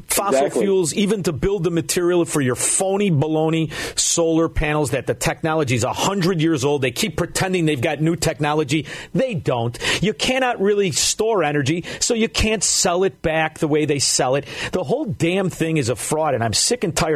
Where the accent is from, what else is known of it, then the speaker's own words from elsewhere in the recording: suburb outside of Chicago, Illinois, United States; I grew up in a scumbag suburb outside of Chicago